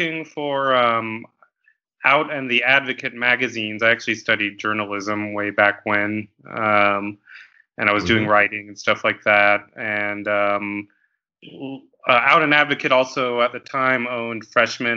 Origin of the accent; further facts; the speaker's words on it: Los Angeles, California, United States; moved away as an adult; also born or lived in Thailand / San Francisco; now in Chicago, United States; I'm originally actually from